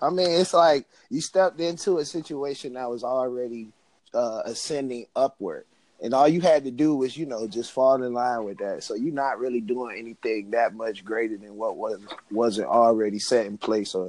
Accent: Miami, Florida, United States; moved away as an adult; also born or lived in Orangeburg, South Carolina; I'm from Miami, Florida.

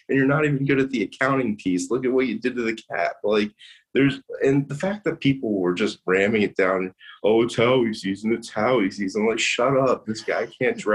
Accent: King of Prussia, Pennsylvania, United States; I'm from King of Prussia

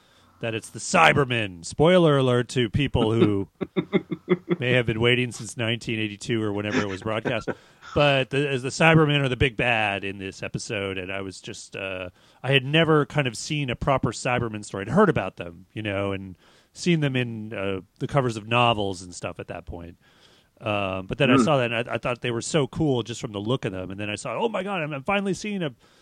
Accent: Canada; now in Berkeley, United States; growing up in Canada

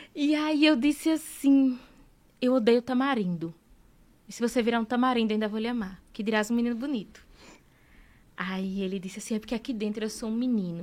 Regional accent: Northeast Region, Brazil; A gente é nordestino

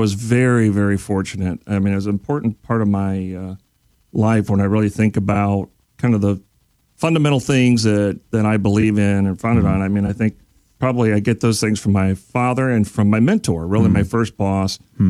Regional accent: Detroit, Michigan, United States; Actually, Michael, I'm from Detroit originally, mm-hmm. pretty humble background.

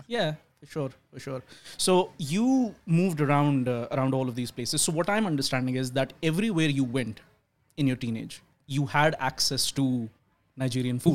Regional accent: Pakistan; now in Australia; I'm from Pakistan.

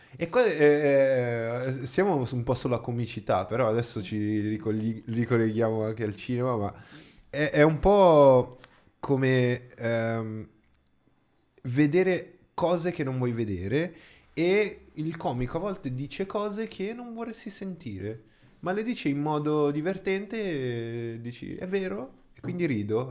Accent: Brazil; Italian is a second language; now in Italy; In Brasile, da dove vengo io

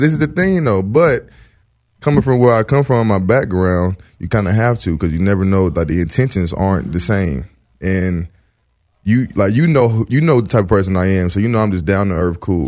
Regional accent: the South, United States; now in Los Angeles, United States; I'm from the South

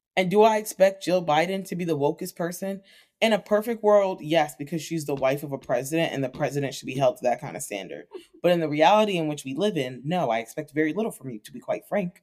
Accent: United States; as American people

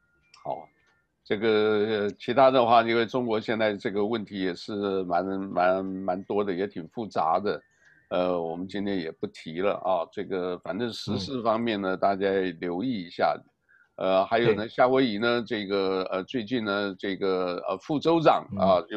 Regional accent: Taiwan; 因为我来自台湾嘛，所以台湾的啦。

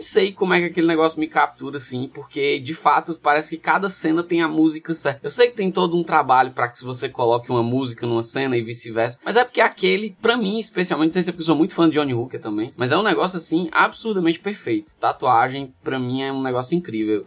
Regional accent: Northeast Region, Brazil; also born or lived in North Brazil; Eu sou do Nordeste e eu passei muito tempo no Norte também do país

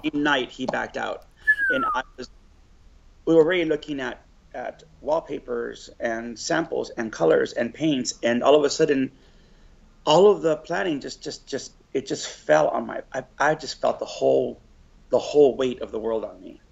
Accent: Los Angeles, California, United States; I'm from LA. On uh, my whole entire life

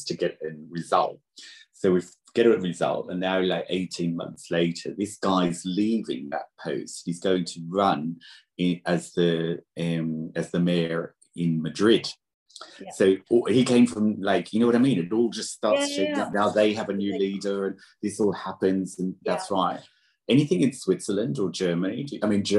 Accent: Australia; moved away; also born or lived in Britain; I'm Australian

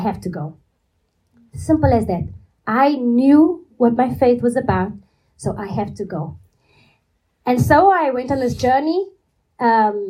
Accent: Cape Town, Western Cape, South Africa; moved away as an adult; now in Portugal; I'm from South Africa, and I'm from the big city of Cape Town

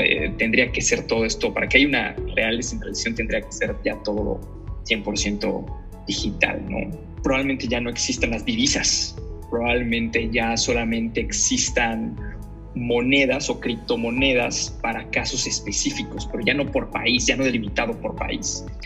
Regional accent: Campeche, Mexico; Soy de Campeche, nací en Campeche

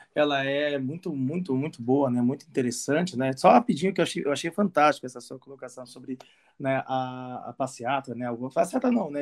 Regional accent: Santo André, São Paulo, Brazil; eu cresci num bairro em Santo André

